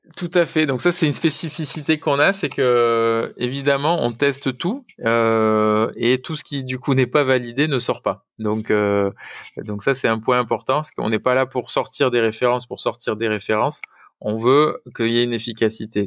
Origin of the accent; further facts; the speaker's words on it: France; nous en tant que Français